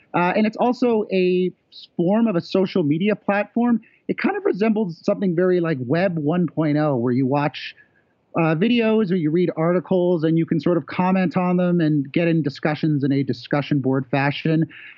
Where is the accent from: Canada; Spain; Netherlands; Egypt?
Canada; I should clarify that I'm technically a Canadian tourist visiting a friend in the United States.